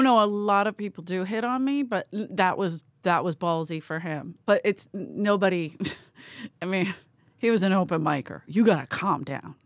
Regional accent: United States; I'm American.

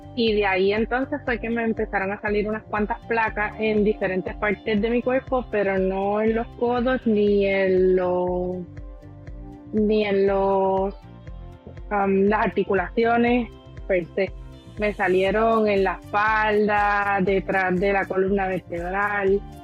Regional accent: Aguadilla, Puerto Rico; soy del pueblo de Aguadilla

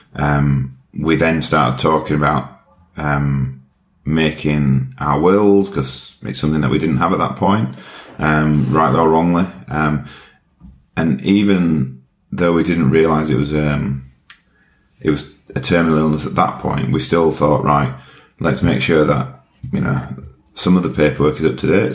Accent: Yorkshire and the Humber, United Kingdom; accent: Yorkshire; My accent is from Yorkshire um, in the UK. Very proud to be from Yorkshire

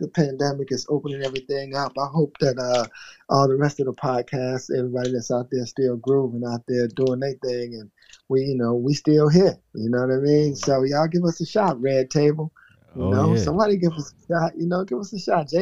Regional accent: the South, United States; I'm from the South

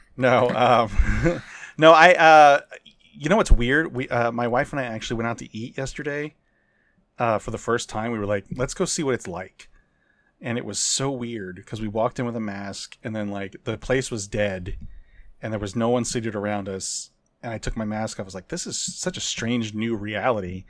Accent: United States; I'm an American

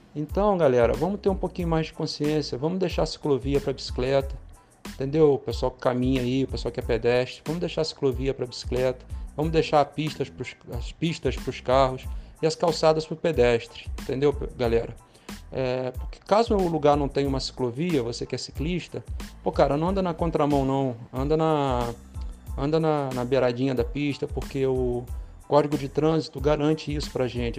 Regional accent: Campos dos Goytacazes, Rio de Janeiro, Brazil; eu sou daqui de Campos, né? E para quem não conhece Campos, eu moro numa avenida chamada Alberto Lamego

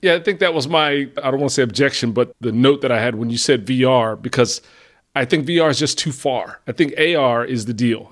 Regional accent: New Jersey, United States; we're both from Jersey.

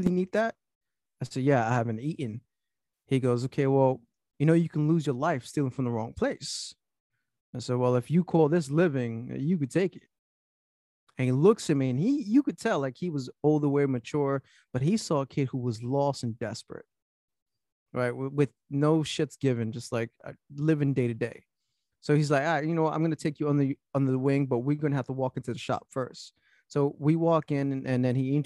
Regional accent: New York City, New York, United States; also born or lived in Florida; Born and raised in Brooklyn

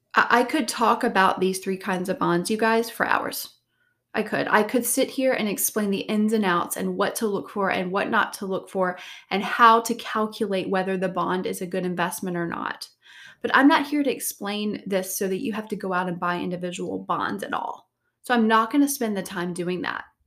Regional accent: Savannah, Georgia, United States; moved away; I'm from Savannah, Georgia originally

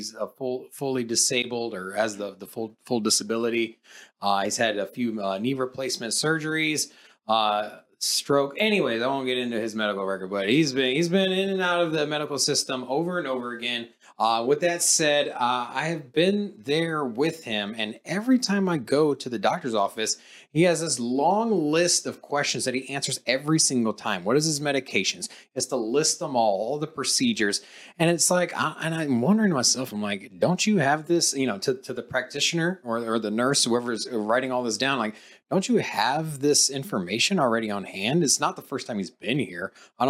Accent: Norfolk, Virginia, United States; now in Las Vegas, United States; I'm from Virginia as well. I'm from Norfolk, Virginia. I grew up there. My dad is 20 years retired in the Navy. So, that's hometown for me.

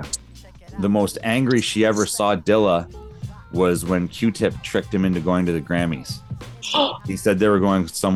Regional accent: Peterborough, Ontario, Canada; now in Oshawa, Canada; in Peterborough, which is my hometown.

